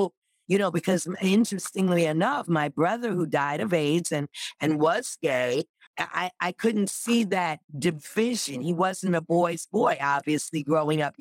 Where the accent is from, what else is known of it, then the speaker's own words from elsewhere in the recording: New York City, New York, United States; I grew up in Rochdale Village in New York